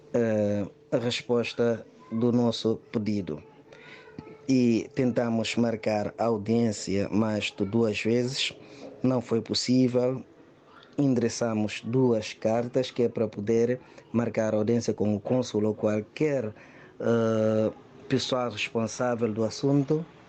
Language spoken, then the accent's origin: Portuguese; Guinea-Bissau; sou guineense, casado com uma portuguesa há mais de três anos